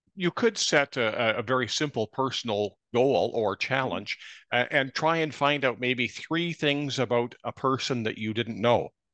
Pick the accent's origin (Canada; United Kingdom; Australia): Canada; Kamloops, British Columbia; my hometown of Kamloops, British Columbia.